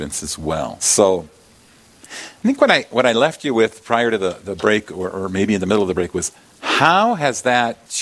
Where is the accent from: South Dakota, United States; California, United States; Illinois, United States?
South Dakota, United States; Yankton; I grew up in Yankton, South Dakota